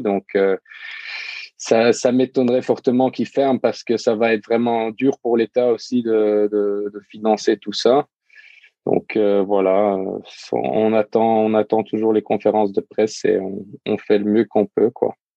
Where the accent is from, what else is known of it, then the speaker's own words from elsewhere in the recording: Luxembourg; je viens du Luxembourg